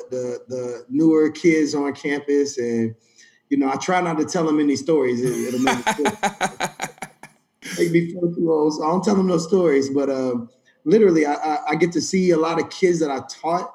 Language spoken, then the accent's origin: English; Tennessee, United States; moved away as an adult; also born or lived in North Carolina / Maryland; I was coming from Tennessee, and I moved to North Carolina to go to school